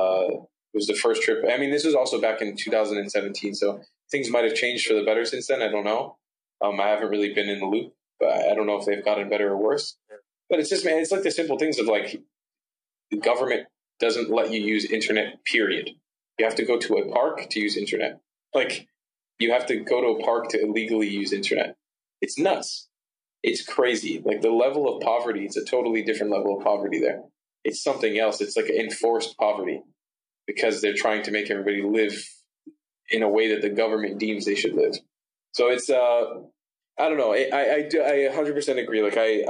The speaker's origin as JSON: {"language": "English", "town": "Miami", "region": "Florida", "country": "United States", "tie": "born or raised there", "said": "growing up in Miami for a lot of my life"}